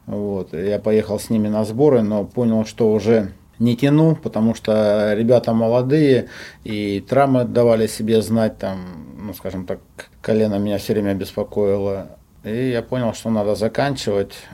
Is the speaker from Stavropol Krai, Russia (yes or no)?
no; Omsk, Omsk Oblast, Russia; moved away as an adult; also born or lived in Yekaterinburg; now in Rostov-on-Don, Russia; я сам с Омска. Родился в Омске